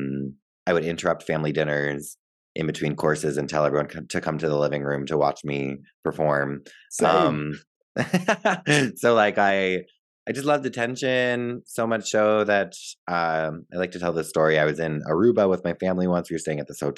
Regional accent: Pequannock, New Jersey, United States; I grew up in a town called Pequannock, New Jersey.

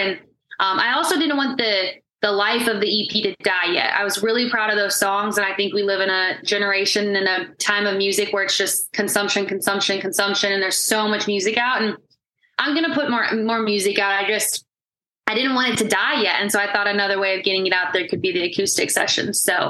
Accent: Texas, United States; moved away as an adult; now in Nashville, United States; So it's kind of funny that I moved from Texas to just go back all the time.

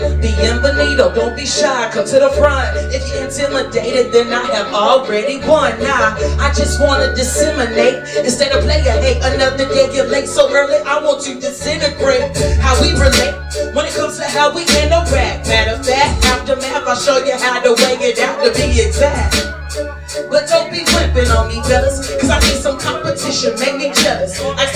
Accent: Durham, North Carolina, United States; I'm from Bull City, North Carolina.

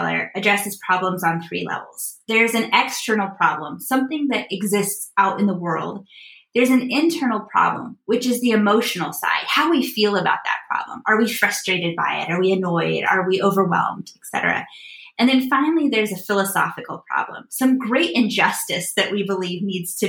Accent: Midwest, United States; I live in Chicago. I grew up in the Midwest, and there's a local bank here in the Midwest that was our home bank when I was growing up

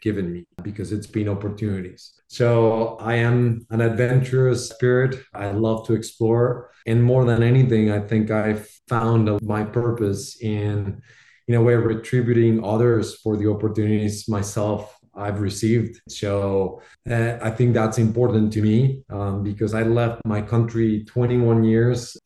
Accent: Bogotá, Bogotá Capital District, Colombia; moved away; Proudly Colombian. I was born and raised in Bogota in Colombia.

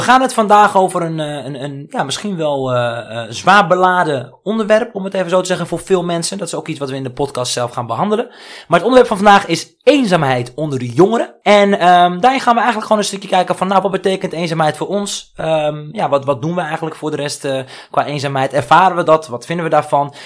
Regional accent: Netherlands; ik ben geboren in Nederland, maar ik heb een Marokkaanse cultuur

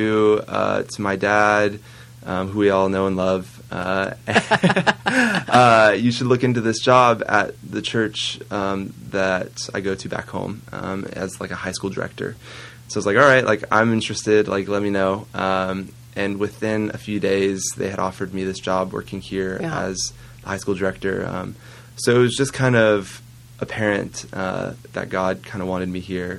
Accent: Phoenix, Arizona, United States; moved away as an adult; also born or lived in Spokane, Washington; I'm originally from Phoenix, Arizona

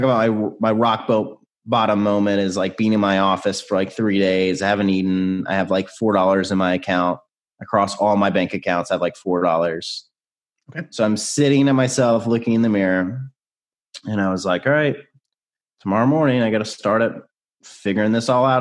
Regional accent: Nashville, Tennessee, United States; So I grew up in Nashville, still live in Nashville.

